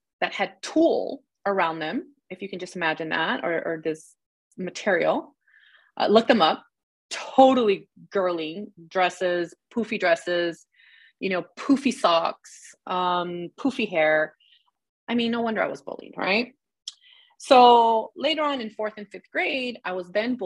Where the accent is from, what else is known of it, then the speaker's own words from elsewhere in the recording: Los Angeles, California, United States; also born or lived in Pacoima / Sylmar; I was born and raised in the San Fernando Valley.